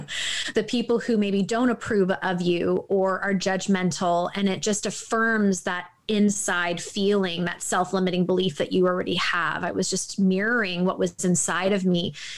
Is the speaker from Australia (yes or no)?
no; Toronto, Ontario, Canada; I'm from Toronto